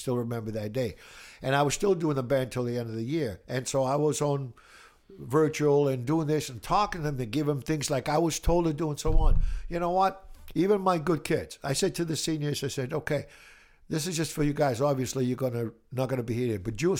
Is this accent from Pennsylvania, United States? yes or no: no; Brockton, Massachusetts, United States; also born or lived in Italy; I grew up in Brockton. Actually, I was born in Italy. And then I came here when I was 9 years old.